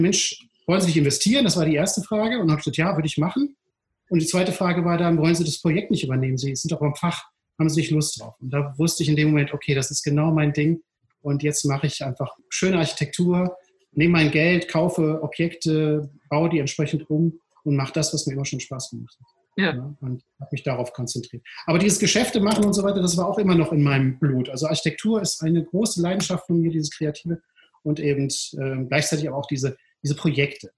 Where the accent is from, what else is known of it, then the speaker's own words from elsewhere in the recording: Duisburg, North Rhine-Westphalia, Germany; moved away as an adult; now in Düsseldorf, Germany; ich bin geboren in Duisburg-Rheinhausen, das ist mhm. wirklich mitten im Ruhrpott und bin da auch zur Schule gegangen, habe da mein Abitur gemacht 1985